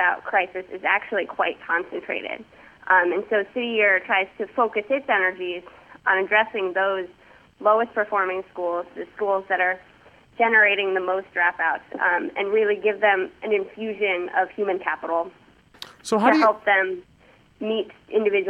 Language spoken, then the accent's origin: English; New York City, New York, United States; moved away as an adult; also born or lived in Massachusetts; now in Washington, D.C., United States; I am actually from New York. I grew up in New York City